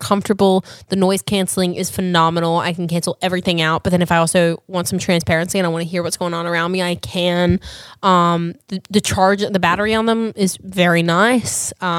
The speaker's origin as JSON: {"language": "English", "town": "Perth", "region": "Western Australia", "country": "Australia", "tie": "born or raised there", "moved": "yes", "said": "People from Perth, my hometown."}